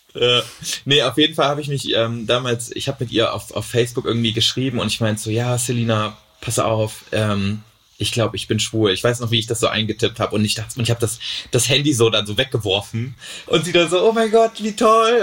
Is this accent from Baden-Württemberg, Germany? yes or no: no; Thuringia, Germany; moved away as an adult; now in Cologne, Germany; in Thüringen, wo ich herkomme